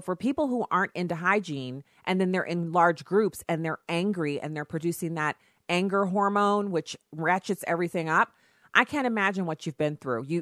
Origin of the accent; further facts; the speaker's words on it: Germany; so I grew up in Germany where deodorant usage is optional.